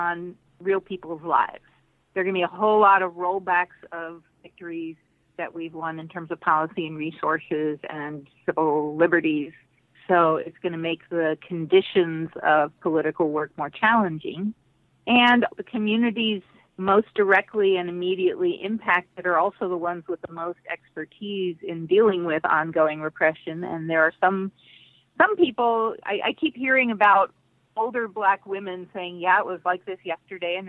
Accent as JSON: {"language": "English", "country": "Puerto Rico", "tie": "born or raised there", "said": "I was born in Puerto Rico, the child of blacklisted communists. I grew up on a farm in the remote part of the island"}